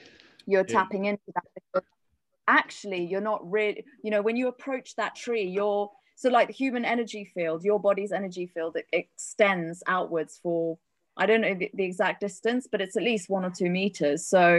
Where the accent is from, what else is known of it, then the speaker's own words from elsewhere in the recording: South Africa; born there; I was born in South Africa, and I've also lived there as an adult.